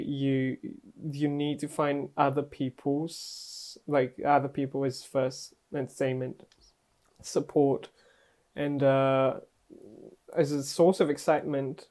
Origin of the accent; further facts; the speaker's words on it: Bulgaria; moved away; when I was growing up in Bulgaria